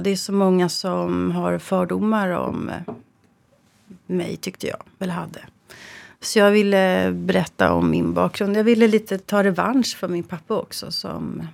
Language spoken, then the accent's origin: Swedish; Sweden; jag är född i Sverige